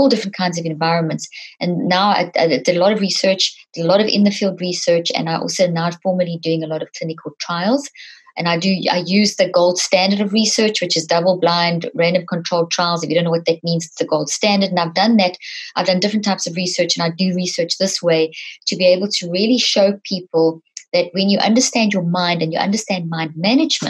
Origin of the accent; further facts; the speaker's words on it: South Africa; moved away; also born or lived in Zimbabwe; I was born in Zimbabwe, grew up in South Africa.